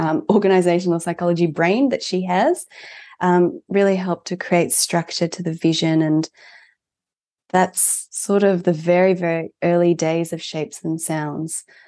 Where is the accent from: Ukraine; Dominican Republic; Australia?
Australia; Melbourne, Victoria; also born or lived in Japan; at the age of four, I moved here. So I'm first gen, but, um, I definitely spent the, the majority of my life here. And, um, I grew up here.